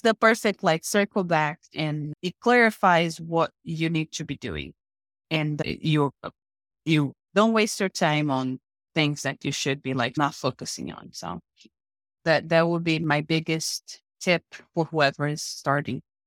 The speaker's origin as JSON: {"language": "English", "region": "Paraíba", "country": "Brazil", "second_language": "English", "moved": "as an adult", "lives_now": "United States", "said": "I am from a small town in Brazil, located, like, on the northeast of Brazil, called State of Paraíba"}